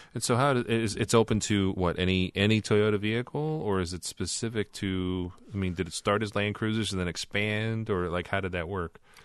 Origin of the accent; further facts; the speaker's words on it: Illinois, United States; we're from Illinois